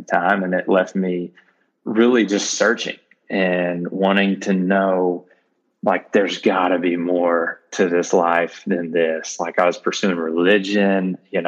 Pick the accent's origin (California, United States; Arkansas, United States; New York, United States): Arkansas, United States; North Little Rock; I grew up in the North Little Rock area in Arkansas